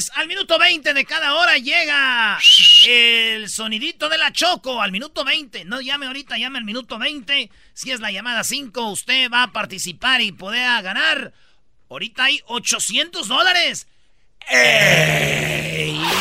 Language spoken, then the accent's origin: Spanish; Mexico; así somos los mexicanos